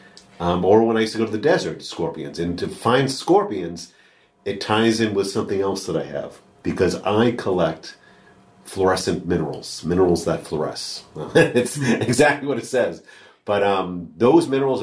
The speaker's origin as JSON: {"language": "English", "region": "New England", "country": "United States", "tie": "born or raised there", "said": "I grew up in New England"}